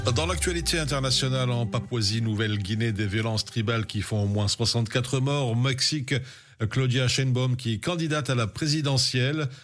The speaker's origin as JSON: {"language": "French", "region": "Brussels-Capital Region", "country": "Belgium", "said": "chez nous à Bruxelles"}